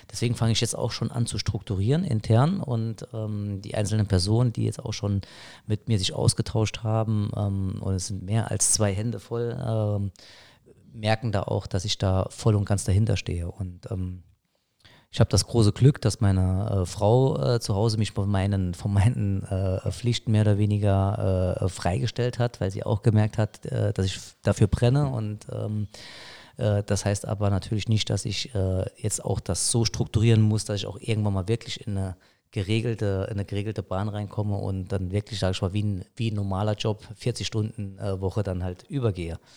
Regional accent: Saarbrücken, Saarland, Germany; Wir, wir sind Saarbrücker, ja, ich bin a Saarbrücker.

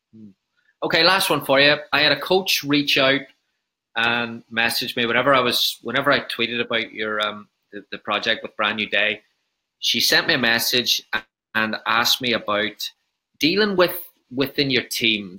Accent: Northern Ireland, United Kingdom; coming from having an Irish background and talking about growing up in Northern Ireland

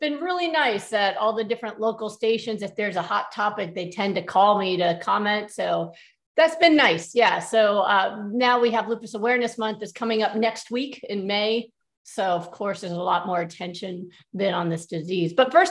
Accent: New York, United States; moved away as an adult; now in Texas, United States; growing up as a New Yorker, I kind of thought the whole South was the same.

